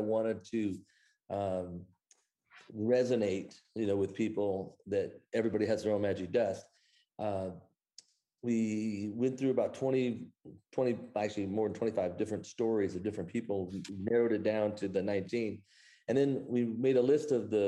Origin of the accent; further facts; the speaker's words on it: Cedar Rapids, Iowa, United States; moved away as an adult; now in Dallas, United States; I'm from Cedar Rapids